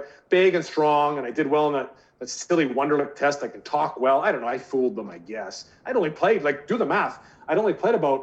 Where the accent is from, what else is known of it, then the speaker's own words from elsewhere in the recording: British Columbia, Canada; the BC Lions, my hometown team